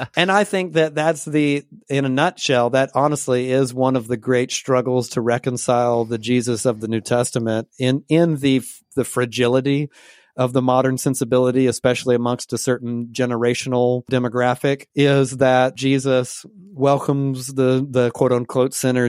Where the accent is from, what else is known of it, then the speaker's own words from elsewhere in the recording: Georgia, United States; also born or lived in Portland, Oregon; now in Pacific Northwest, United States; my church on a regular basis in Georgia